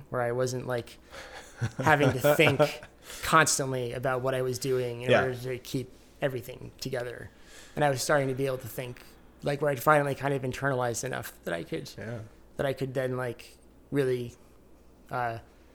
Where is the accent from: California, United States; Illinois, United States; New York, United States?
New York, United States; Ithaca; I grew up in Ithaca, New York